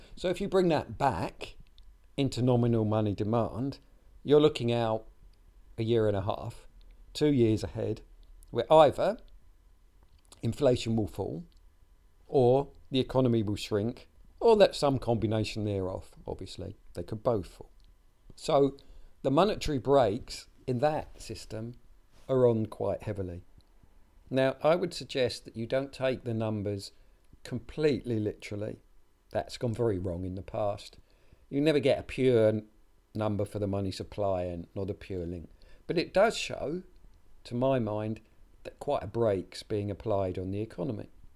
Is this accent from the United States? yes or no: no; United Kingdom; my home country, the UK